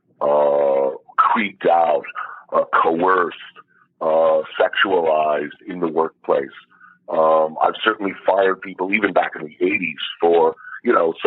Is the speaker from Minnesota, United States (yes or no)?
no; New York, United States; I'm from New York